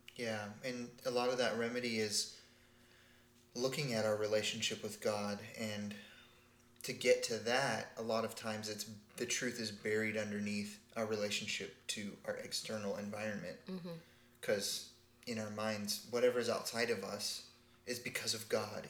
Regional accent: Texas, United States; I grew up in Texas

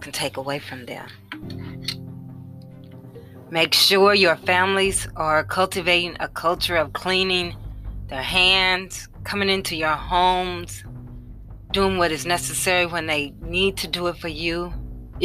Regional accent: Indianapolis, Indiana, United States; Indianapolis, my hometown, and where I reside

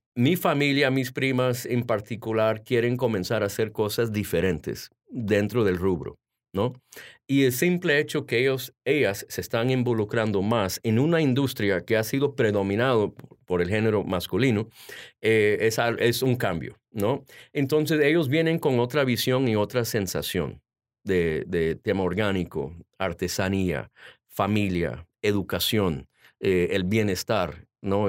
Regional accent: Washington, District of Columbia, United States; also born or lived in Honduras; yo nací aquí en Washington. Mis padres son de Honduras

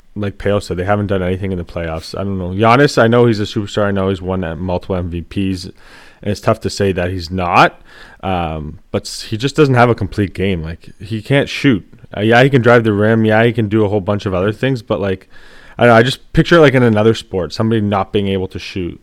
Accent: Canada; we grew up with fighting and, like, we watched it, uh, like, just being Canadian, it was always hockey.

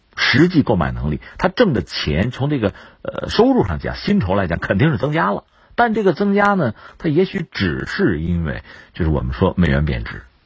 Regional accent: China; 我们中国人

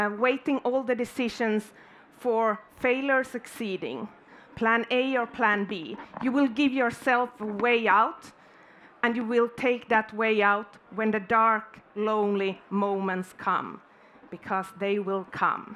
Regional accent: Finland; I'm born and raised in Finland

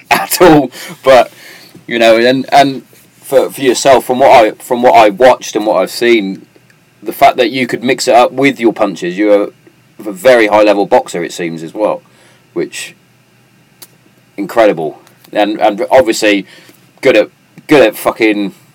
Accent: United Kingdom; from a British background

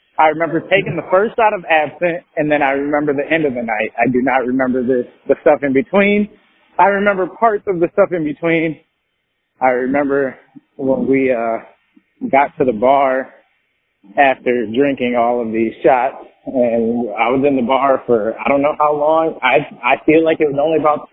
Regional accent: Michigan, United States; we're from Michigan, it's 2 hours behind

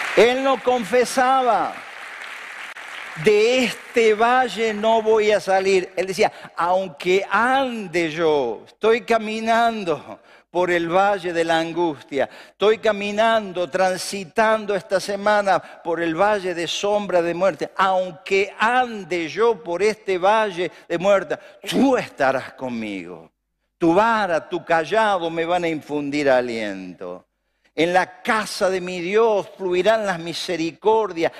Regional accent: Argentina; Acá vamos a prosperar en Argentina, en mi tierra, en mi ciudad

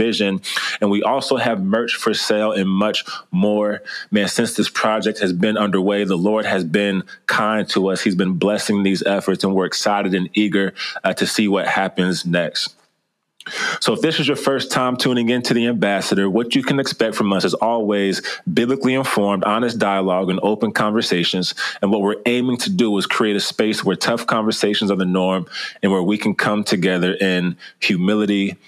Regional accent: Kansas City, United States; moved away as an adult; also born or lived in Iowa City, Iowa; So I'm from Kansas City originally

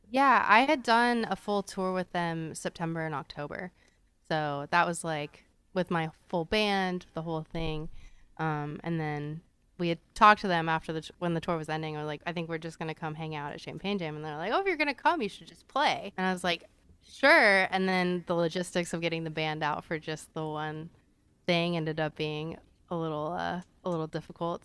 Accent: Phoenix, Arizona, United States; also born or lived in Austin, Texas; I was born in Austin, so I came out to Phoenix when I was about eleven, um, and kinda, like, I bounced back and forth between the two a little bit

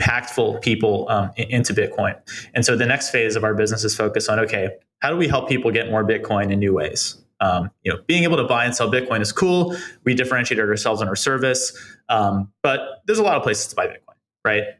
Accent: East Coast, United States; now in New York, United States; I'm not from New York, but I am from the East Coast

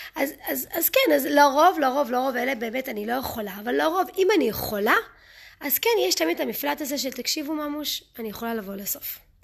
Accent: Israel; Hebrew is a second language; also born or lived in United States; גדלתי בארצות הברית, עשיתי עלייה כשהייתי קטנה, כשהייתי בת שמונה, אז אני מתנצלת מראש על הטעויות בעברית

